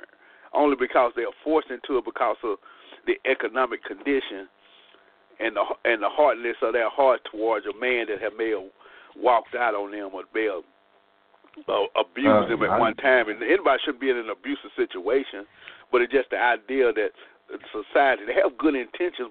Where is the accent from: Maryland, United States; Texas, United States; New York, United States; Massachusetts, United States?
Texas, United States; Dallas; we grew up in South Dallas, man, and everything in South Dallas was black